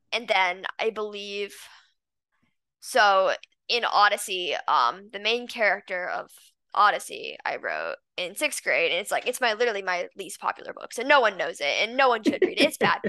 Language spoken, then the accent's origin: English; Los Angeles, California, United States; now in San Diego, United States; I was born in Los Angeles and I lived there um for 11 years.